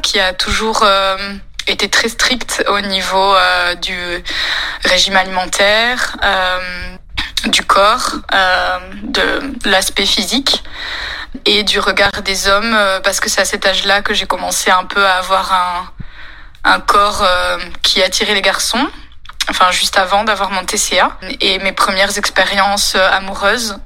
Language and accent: French; France; je suis française